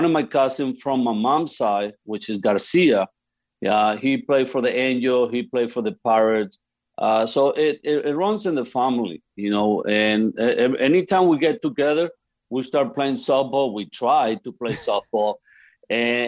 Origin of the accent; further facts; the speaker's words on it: Venezuela; moved away; as a kid, I grew up back in Venezuela. That's where I'm from